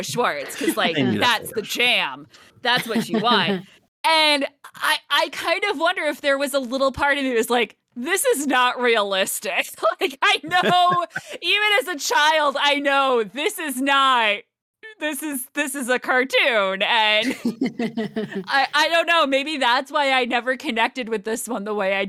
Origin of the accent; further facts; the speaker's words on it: United States; because I grew up right outside New York and going into New York City on the train all the time.